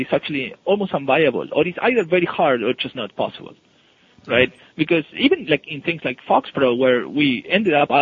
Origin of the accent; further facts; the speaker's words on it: Buenos Aires, Argentina; moved away as an adult; also born or lived in Seattle area, United States; now in United States; I come from Buenos Aires, so it's pretty hot.